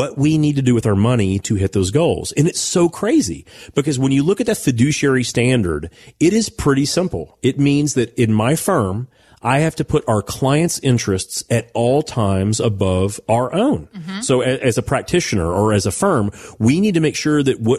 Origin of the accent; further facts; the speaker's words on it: Owensboro, Kentucky, United States; When I was a kid growing up outside of Owensboro, Kentucky